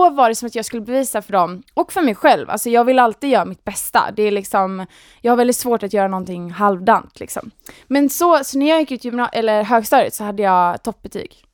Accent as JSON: {"language": "Swedish", "town": "Gothenburg", "region": "Västra Götaland", "country": "Sweden", "accent": "Gothenburg", "moved": "as an adult", "lives_now": "Stockholm, Sweden", "said": "Nej men jag, jag är från Göteborg, jag är 27 år, eh, har bott i Stockholm i, vad är det, åtta år kanske till och med."}